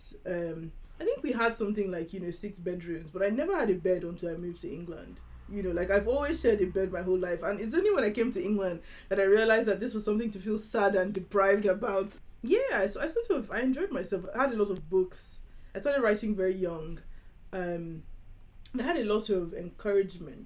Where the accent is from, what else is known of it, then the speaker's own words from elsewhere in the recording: Lagos, Nigeria; I grew up in Nigeria. So I grew up in Lagos, Nigeria.